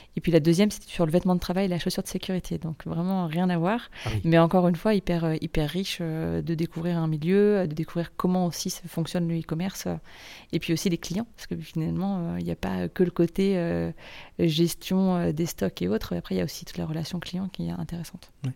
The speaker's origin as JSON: {"language": "French", "town": "Nantes", "region": "Pays de la Loire", "country": "France", "moved": "as an adult", "lives_now": "Rennes, France", "said": "je suis originaire de Nantes"}